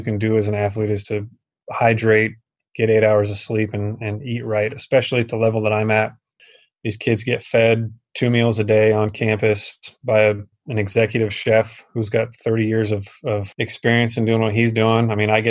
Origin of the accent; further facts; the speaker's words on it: Port Angeles, Washington, United States; moved away as an adult; also born or lived in Utah / San Francisco Bay Area; I'm originally from Port Angeles, Washington.